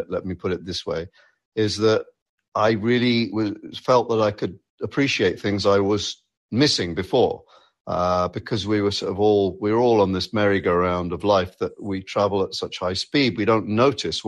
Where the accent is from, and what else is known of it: United Kingdom; moved away as an adult; now in United States